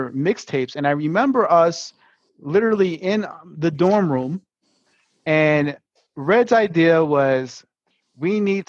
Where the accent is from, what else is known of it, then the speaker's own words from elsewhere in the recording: Brooklyn, New York, United States; I'm from Brooklyn.